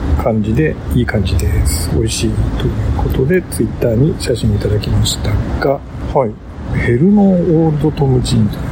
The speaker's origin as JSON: {"language": "Japanese", "region": "Sea of Japan coast", "country": "Japan", "tie": "born or raised there", "said": "日本海側、うちの地元"}